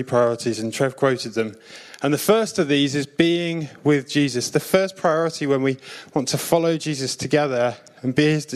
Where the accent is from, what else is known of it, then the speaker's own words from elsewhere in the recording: South Coast, near Southampton, South East England, United Kingdom; I'm from the South Coast. I lived near Southampton when I was a kid